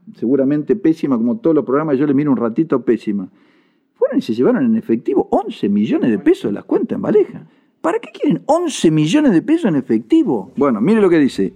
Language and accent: Spanish; Argentina; como argentinos